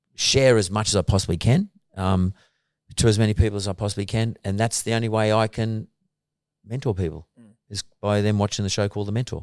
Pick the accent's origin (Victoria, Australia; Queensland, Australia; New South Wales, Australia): New South Wales, Australia; Punchbowl; when I was growing up in Punch Bowl